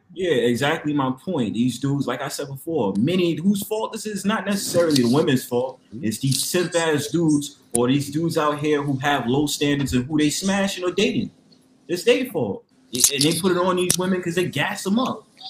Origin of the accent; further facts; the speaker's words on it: New York, United States; I'm from New York too